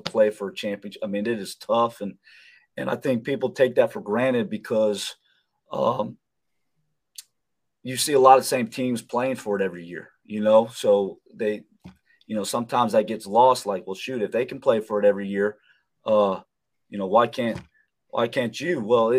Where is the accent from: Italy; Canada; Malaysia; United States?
United States; Florida; moved away; being a Florida guy